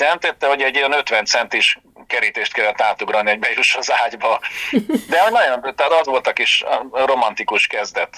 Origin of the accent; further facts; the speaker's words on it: Kaposvár, Somogy, Hungary; also born or lived in Budapest; mi vidékiek vagyunk, kaposváriak eredetileg, és Kaposvárra mentem haza szilveszterezni